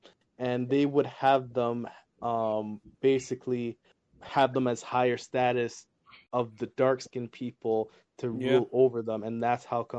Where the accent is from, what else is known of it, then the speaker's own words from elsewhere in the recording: Canada; I'm from Canada